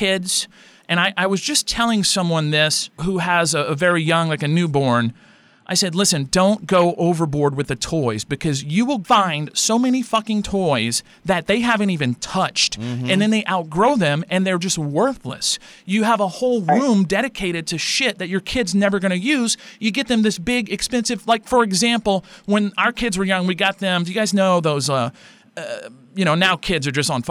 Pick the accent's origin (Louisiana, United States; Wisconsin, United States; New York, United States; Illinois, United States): Louisiana, United States; we're from Louisiana.